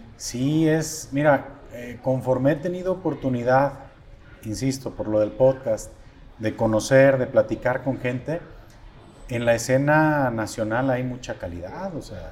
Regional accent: Mexico

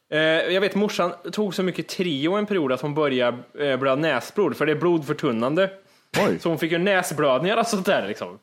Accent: Kristinehamn, Värmland, Sweden; moved away; från det jag föddes till det jag flyttade från Kristinehamn.

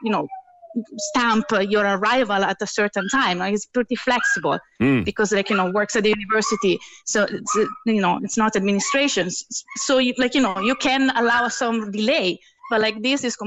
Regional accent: Italy; moved away as an adult; also born or lived in Heidelberg, Germany; now in Cork, Ireland; I'm Italian

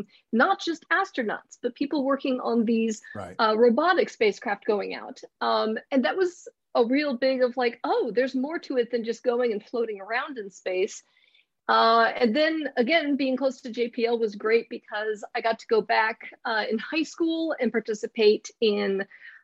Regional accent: Southern California, United States; I grew up in Southern California

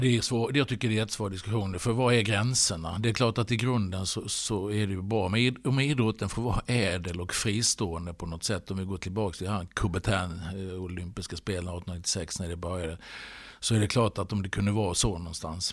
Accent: Halmstad, Halland County, Sweden; also born or lived in Stockholm area; now in Stockholm, Sweden; jag varit hemma i Halmstad

